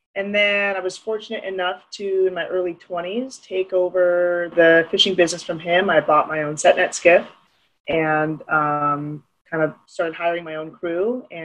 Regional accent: Dillingham, Alaska, United States; also born or lived in Anchorage, Alaska; Yeah, so I actually grew up here in Dillingham. I was born in Anchorage, but I was raised here in Dillingham with my family.

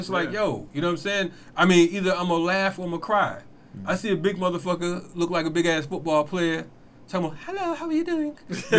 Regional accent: Bridgeport, Connecticut, United States; I'm from Bridgeport.

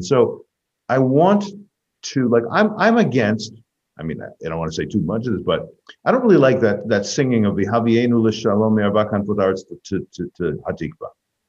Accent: United States; first language English; this is my birthplace. It's my mother tongue.

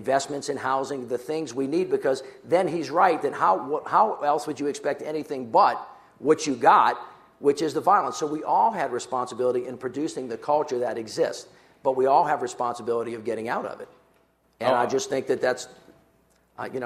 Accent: the South, United States; I'm a kid from the South

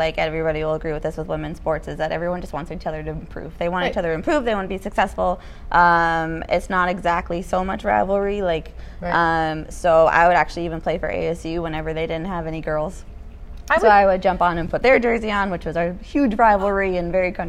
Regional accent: Winnipeg, Manitoba, Canada; born there; I was born in Winnipeg. I was born the night the Jets were kicked out of the playoffs, so my dad still blames me.

